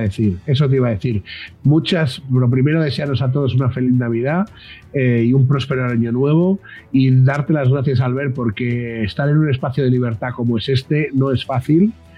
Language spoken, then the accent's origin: Spanish; Spain; nosotros los españoles